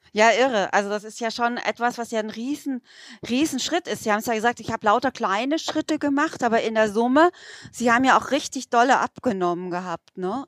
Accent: Bad Mergentheim, Baden-Württemberg, Germany; wir haben bei uns in Mergentheim äh, relativ viele äh, russischstämmige Menschen

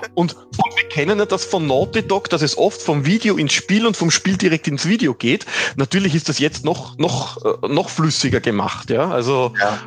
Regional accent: Austria; bei uns in Österreich

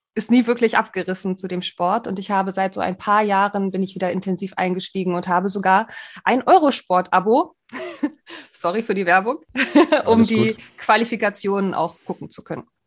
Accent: Greifswald, Mecklenburg-Vorpommern, Germany; now in Hamburg, Germany; Ich bin nämlich gebürtig aus dem Osten, aus Greifswald

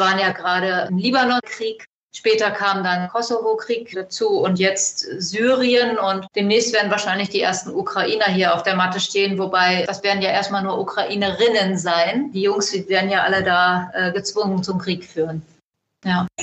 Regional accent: Germany; Ich komme hier aus dem Nachbarlandkreis von Lüchow-Dannenberg

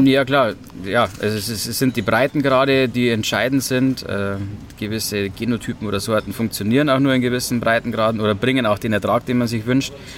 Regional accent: Hallertau, Bavaria, Germany; ich komme selbst auch aus der Hallertau, bin auf dem Hopfenbaubetrieb aufgewachsen

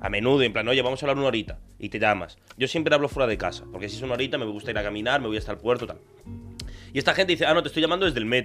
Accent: Argentina; now in Tarragona, Spain; yo tengo acento, pero porque yo soy argentino

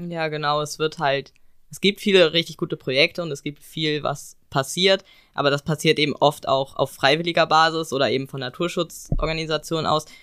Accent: Eckernförde, Schleswig-Holstein, Germany; bei uns in Eckernförde

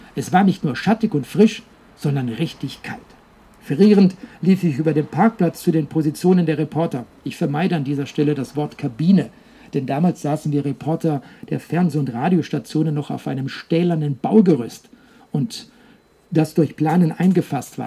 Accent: Herbolzheim area, near Emmendingen and Freiburg, Baden-Württemberg, Germany; in Herbolzheim, das ist eine kleine Gemeinde, die liegt ein äh, paar Kilometer nördlich von Emmendingen. Freiburg sind ungefähr 30, 40 Kilometer bis dorthin und eben auch direkt in meiner Heimat

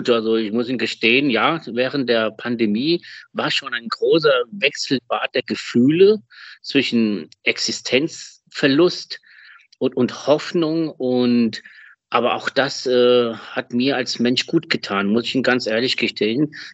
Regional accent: Germany; also born or lived in Spain; ich bin ja sehr deutsch-spanisch, spanisch-deutsch, also das kann man da so nennen, wie man will. Ich bin in Spanien geboren in Deutschland aufgewachsen.

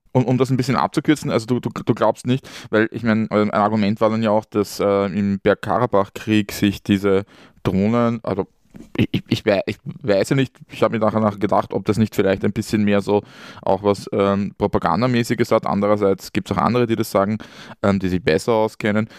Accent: Austria; born or raised there

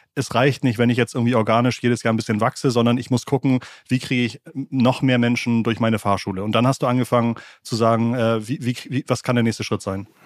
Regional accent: Schleswig-Holstein, Germany; Ich bin äh, in einem Dorf in Schleswig-Holstein aufgewachsen

